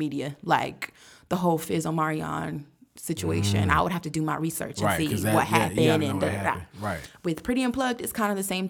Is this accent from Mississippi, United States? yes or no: yes; Biloxi, Mississippi, United States; I was born in Biloxi, Mississippi